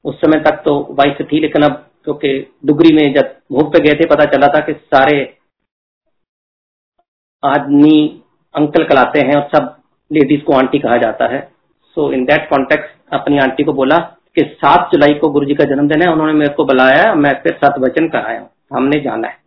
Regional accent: Chandigarh, India; मैं तो चंडीगढ़ से हूँ चंडीगढ़ तो यूनियन टेरेटरी है ना पंजाब ना दिल्ली

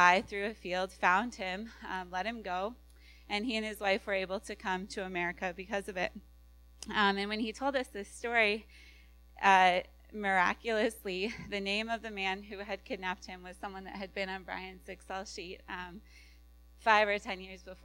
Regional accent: Iowa, United States; also born or lived in California; now we're back in the Midwest. We're from Iowa

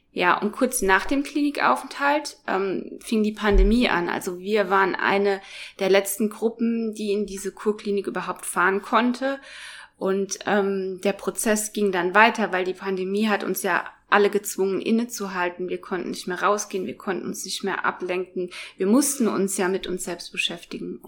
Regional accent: Biblis, Hesse, Germany; moved away as an adult; now in Kempen, Germany; ursprünglich komme ich aber aus äh, Biblis, das ist in Südhessen. Ich bin da geboren und ähm, aufgewachsen

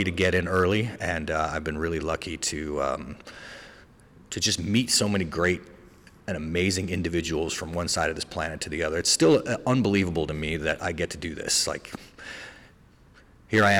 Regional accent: Albuquerque, New Mexico, United States; I grew up in the South Valley of Albuquerque, New Mexico

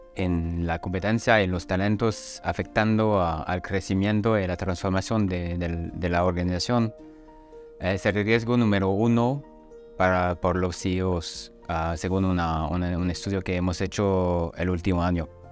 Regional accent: France; Spanish is a second language; now in Germany; soy francés, vivo en Alemania y, trabajo en alemán y en inglés.

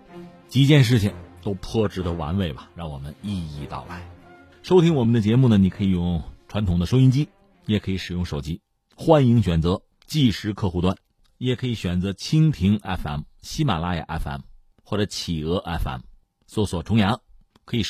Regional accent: China; 我们作为中国的学者

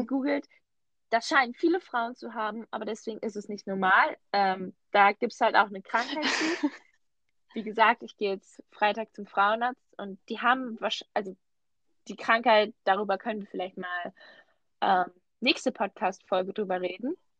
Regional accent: Switzerland; Bei uns in der Schweiz

